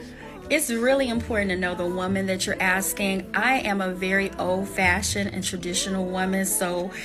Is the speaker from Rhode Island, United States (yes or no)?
no; Centerville, Illinois, United States; I'm from Centerville, Illinois. I'm in my 40s, raised by my grandparents.